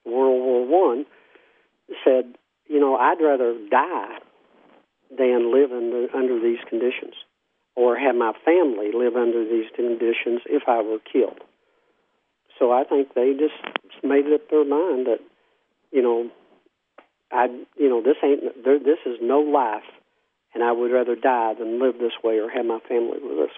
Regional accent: Mingo County, West Virginia, United States; also born or lived in Logan, West Virginia; now in Prichard, United States; I was born in Mingo County.

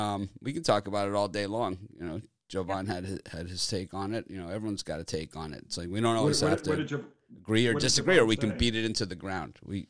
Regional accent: Miami, Florida, United States; I'm from Miami

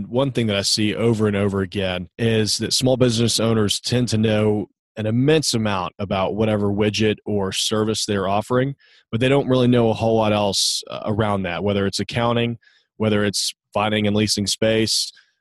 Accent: Nashville, Tennessee, United States; growing up in Nashville was a really, really tiny town.

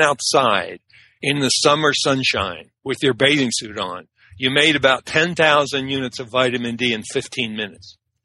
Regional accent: Annapolis, Maryland, United States; also born or lived in Washington, D.C. / Jessup, Maryland; I grew up in Jessup, Maryland, and then Annapolis, Maryland.

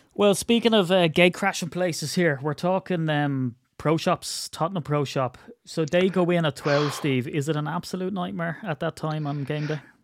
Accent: Ireland; I'm Irish

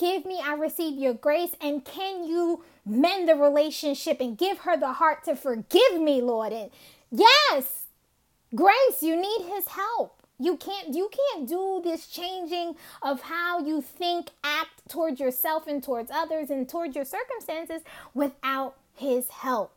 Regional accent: New York City, New York, United States; Growing up in Brooklyn

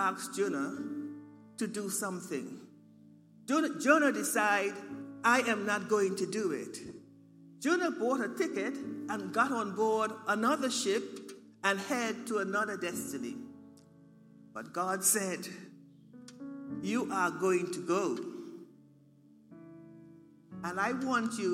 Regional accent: Turks & Caicos Islands; moved away; I come from the Turks and Caicos Islands

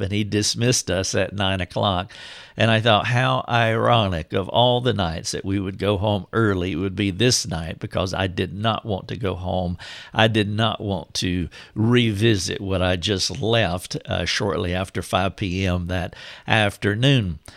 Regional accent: Charlotte, North Carolina, United States; moved away as an adult; now in Greenville, United States; I had moved from my hometown, which is right outside of Charlotte, North Carolina, to Greenville, South Carolina, which is where I am today

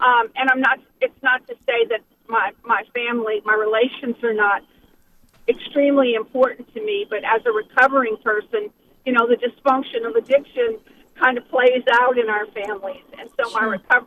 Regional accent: Louisiana, United States; moved away as an adult; now in Memphis, United States; I'm a Cajun girl who moved to Memphis about 20 years ago. But, you know, part of the legacy of my Cajun heritage is a very, very deep friendship. And, you know, I grew up in a small bayou town

